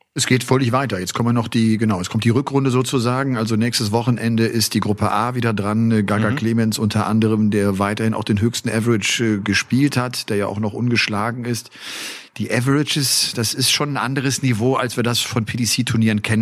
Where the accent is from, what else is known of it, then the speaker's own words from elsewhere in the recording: Rhineland, Germany; im Rheinland, in meiner Heimat